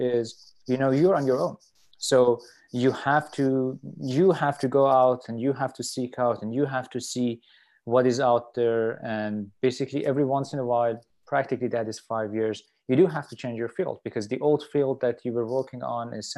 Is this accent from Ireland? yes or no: no; Tehran, Tehran Province, Iran; moved away as an adult; also born or lived in Vancouver, Canada / Virginia / Ann Arbor, Michigan; now in Buffalo, United States; I'm from Iran, and basically I did my undergrad in Iran, in Tehran. That's where I'm from